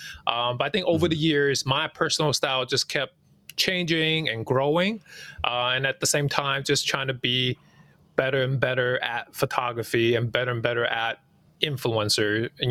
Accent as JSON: {"language": "English", "town": "New York City", "region": "New York", "country": "United States", "tie": "born or raised there", "second_language": "English", "said": "You know, as an immigrant growing up in New York City, you know, I didn't speak the language right away."}